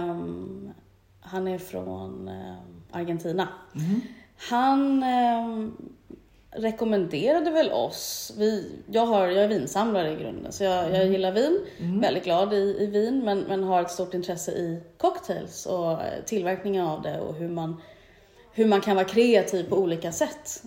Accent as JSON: {"language": "Swedish", "town": "Stockholm", "region": "Stockholm County", "country": "Sweden", "moved": "as an adult", "lives_now": "Mallorca, Spain", "said": "entreprenör i grunden, uh kommer från Stockholm. Mm. Men är halv eh, Mallorquin"}